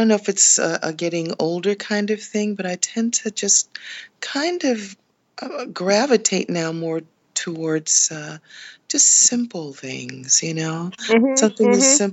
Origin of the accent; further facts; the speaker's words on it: New York City, New York, United States; now in New Jersey, United States; I am a Brooklyn native. I was born in Brooklyn, New York.